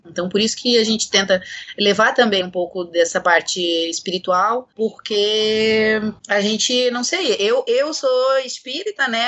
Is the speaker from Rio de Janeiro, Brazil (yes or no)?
no; Blumenau, Santa Catarina, Brazil; moved away as an adult; now in Florianópolis, Brazil; Eu sou nascida e criada em Blumenau